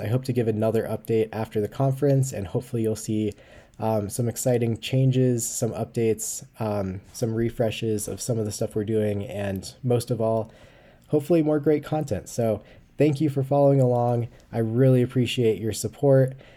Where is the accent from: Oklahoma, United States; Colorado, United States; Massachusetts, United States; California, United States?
Colorado, United States; my home state of Colorado